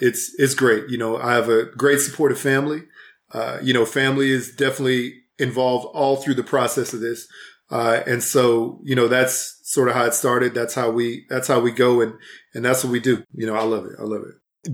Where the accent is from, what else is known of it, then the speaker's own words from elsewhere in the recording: Houston, Texas, United States; moved away as an adult; also born or lived in Fort Worth, Texas; now in Salt Lake City, United States; I'm from Houston originally.